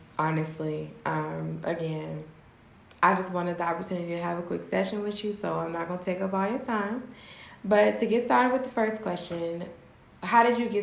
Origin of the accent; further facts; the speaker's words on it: Petersburg, Virginia, United States; I'm from Virginia. Petersburg, to be exact.